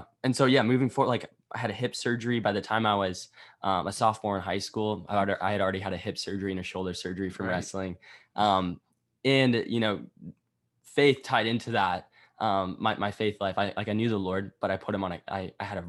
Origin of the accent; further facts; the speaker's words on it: Iowa, United States; I was from Iowa. Right by the University of Iowa